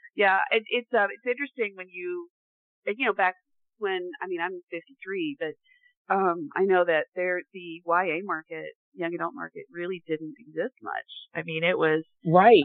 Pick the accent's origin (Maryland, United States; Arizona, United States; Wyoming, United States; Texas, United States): Texas, United States; moved away; also born or lived in Missouri; I grew up in Texas most of the time